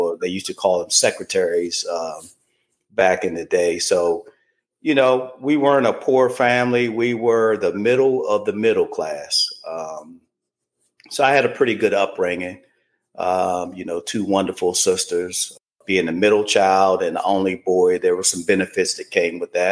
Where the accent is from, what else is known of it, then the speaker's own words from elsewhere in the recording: Washington, District of Columbia, United States; I was born in Washington, D.C., born and spent, you know, the first handful of years in D.C.